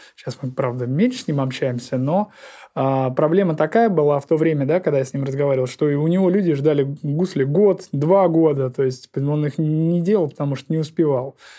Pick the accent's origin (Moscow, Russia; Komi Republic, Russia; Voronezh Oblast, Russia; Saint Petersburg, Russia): Saint Petersburg, Russia; also born or lived in Pushkino village, Tver Oblast; now in Pushkino, Tver Oblast, Russia; в которую я приехал на постоянное место жительства из города Ленинград, Санкт-Петербург, да, потому что родился именно там